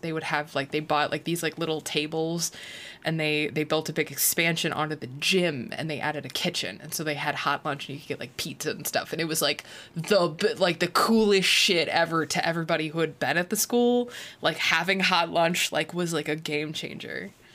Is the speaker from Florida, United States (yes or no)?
no; Illinois, United States; moved away; I'm from Illinois, but I grew up in the Quad Cities where Illinois and Iowa are like very interchangeable.